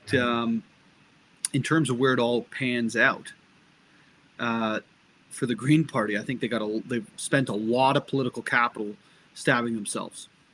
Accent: Barrie, Ontario, Canada; also born or lived in England; I, I, had the benefit of growing up in um, in government housing and not-for-profit housing in Barrie, Ontario

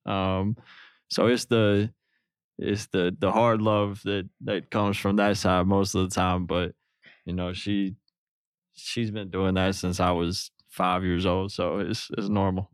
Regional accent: Newark, Arkansas, United States; moved away as an adult; now in Los Angeles, United States; from where I'm from

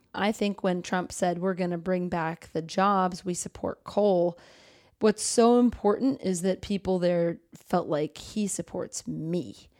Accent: Boston, Massachusetts, United States; My roots are based in middle class, liberal New England. I'm from Boston

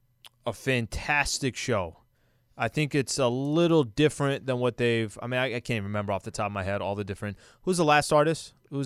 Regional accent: Glendale, Arizona, United States; I grew up in Glendale. I grew up in Glendale, Arizona.

